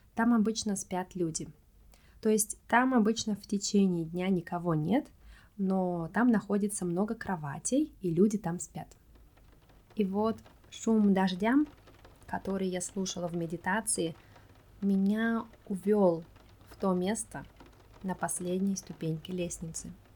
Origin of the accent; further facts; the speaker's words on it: Russia; moved away; Я сказала, что я из России